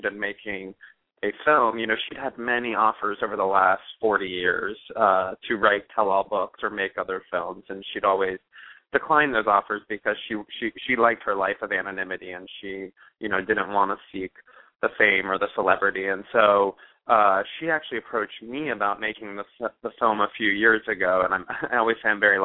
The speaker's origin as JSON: {"language": "English", "country": "United States", "also_born_or_lived": "Liverpool", "said": "So I'm American, but I've grown up going back and forth to Liverpool my whole life"}